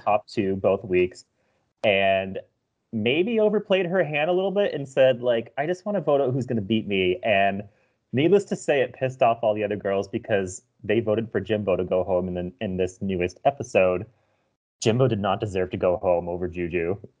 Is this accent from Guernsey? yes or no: no; Canada; as a Canadian